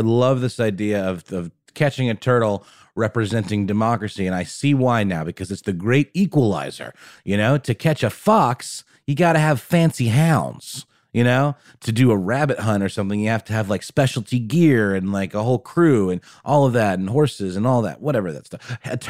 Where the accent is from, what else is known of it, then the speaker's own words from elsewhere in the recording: Germany; English is a second language; When I was a kid, when I was once a young German boy growing up in Germany, I was a huge fan of escargot